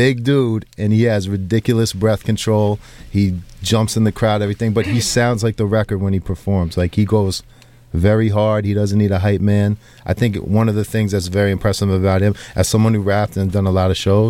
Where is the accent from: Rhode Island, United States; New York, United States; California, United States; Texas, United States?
New York, United States; I'm from New York